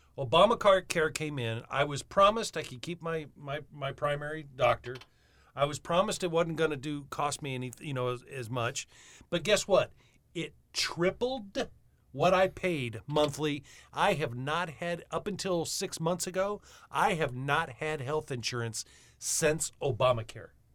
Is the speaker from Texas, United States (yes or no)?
no; New Mexico, United States; now in Lincoln County, United States; I'm from New Mexico.